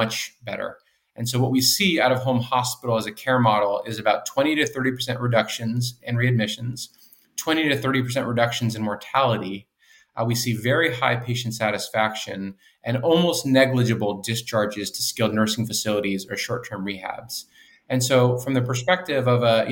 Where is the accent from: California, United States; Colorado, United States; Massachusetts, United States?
Massachusetts, United States; Boston; I grew up in the Boston area